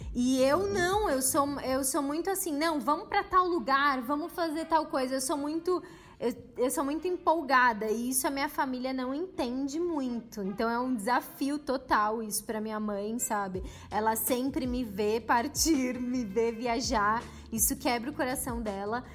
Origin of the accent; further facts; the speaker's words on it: São Paulo, Brazil; Eu sou de São Paulo